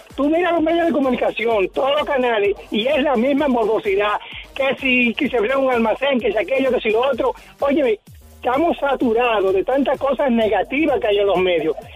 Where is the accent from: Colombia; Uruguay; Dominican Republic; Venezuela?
Dominican Republic; now in Puerto Rico; yo soy dominicano